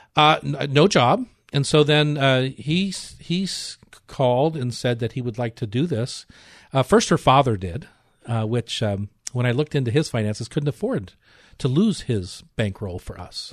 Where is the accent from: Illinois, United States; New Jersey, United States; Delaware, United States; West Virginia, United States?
Delaware, United States; Newark; moved away as an adult; also born or lived in Cleveland, Ohio; now in Seattle, United States; I was born in Cleveland, raised in Newark, Delaware, and left when I was, uh, just turning nineteen, eighteen